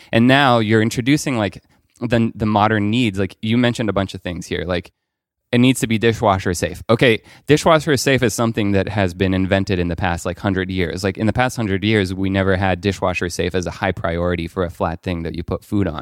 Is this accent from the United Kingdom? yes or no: no; Paris, Île-de-France, France; I grew up in Paris.